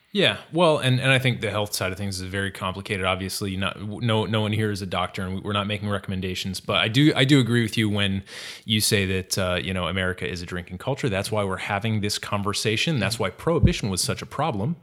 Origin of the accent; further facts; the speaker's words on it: Massachusetts, United States; moved away; I'm from Massachusetts originally